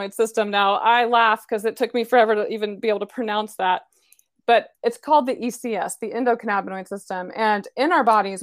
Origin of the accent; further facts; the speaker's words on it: Decatur, Illinois, United States; moved away as an adult; now in Dallas, United States; I'm actually from Decatur, Illinois